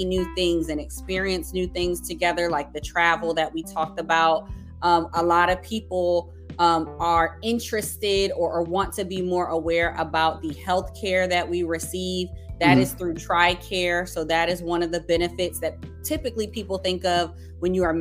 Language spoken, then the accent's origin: English; New Jersey, United States; I grew up in New Jersey.